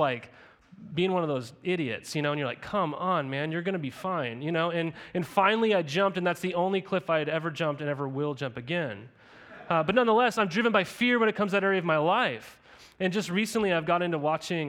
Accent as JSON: {"language": "English", "town": "Helena", "region": "Montana", "country": "United States", "tie": "born or raised there", "said": "even growing up in Helena, Montana, we were surrounded by all these lakes."}